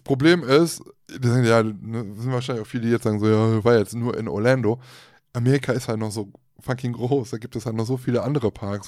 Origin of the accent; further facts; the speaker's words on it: Germany; bei uns in Deutschland